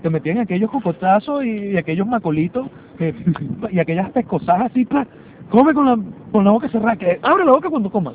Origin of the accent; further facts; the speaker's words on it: Venezuela; now in Lima, Peru; cuando nos regresemos a Venezuela